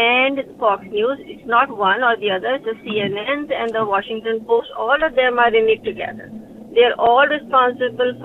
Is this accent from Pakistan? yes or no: yes; Pakistan; now in Westchester, United States; I'm originally from Pakistan